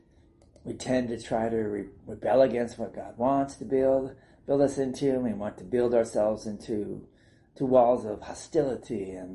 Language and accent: English; South San Francisco, California, United States; also born or lived in Placerville, California / Fort Wayne, Indiana / Panama; the churches I grew up in South San Francisco